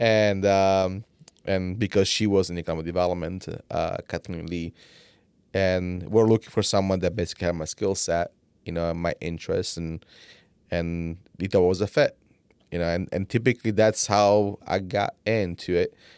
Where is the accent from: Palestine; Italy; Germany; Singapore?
Italy; English is a second language; now in United States; I came from Italy